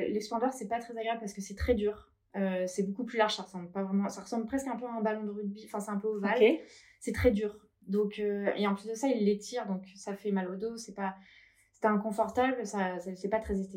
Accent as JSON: {"language": "French", "town": "Paris", "region": "Île-de-France", "country": "France", "lives_now": "Biarritz, France", "said": "voilà, j'ai été à Paris, je suis parisienne."}